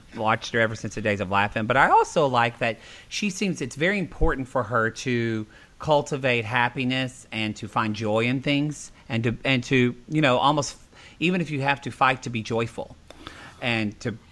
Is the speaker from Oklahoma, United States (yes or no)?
yes; Oklahoma, United States; growing up in Oklahoma, especially growing in kind of the buckle of the Bible Belt